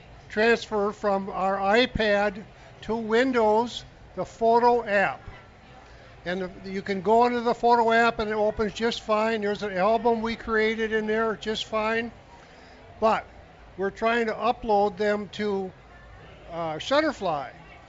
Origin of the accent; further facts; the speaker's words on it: Lake Elmo, Minnesota, United States; from Lake Elmo.